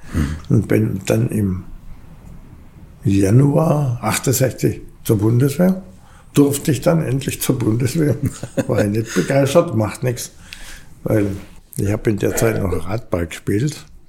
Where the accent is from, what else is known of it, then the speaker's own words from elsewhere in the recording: Backnang, Baden-Württemberg, Germany; also born or lived in Rieden near Dasing, Bavaria; Und dann ist man dahergezogen nach Backnang, da hat meine Oma gelebt. Ja, und dann bin ich in Maubach in die Schule gegangen.